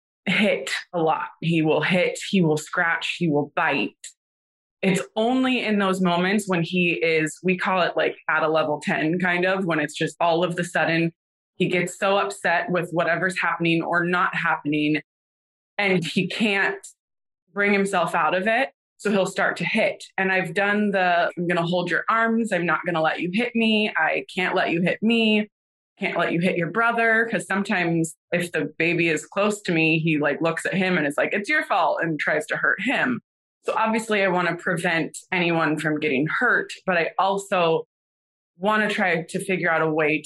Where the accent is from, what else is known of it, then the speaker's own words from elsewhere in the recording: Northern California, United States; moved away as an adult; now in Nashville, United States; I'm originally from Northern California, born and raised there